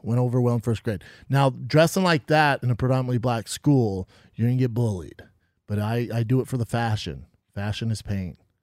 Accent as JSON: {"language": "English", "town": "Aurora", "region": "Colorado", "country": "United States", "tie": "born or raised there", "also_born_or_lived": "Denver", "moved": "as an adult", "lives_now": "Los Angeles, United States", "said": "I'm from Aurora. It's a di, a little different part, you know, but it's, it's nice. It's a tougher area now"}